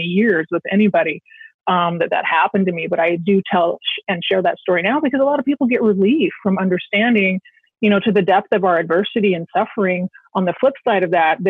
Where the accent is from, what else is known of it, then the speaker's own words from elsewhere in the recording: Pacific Northwest, United States; also born or lived in Silicon Valley; I grew up in the Pacific Northwest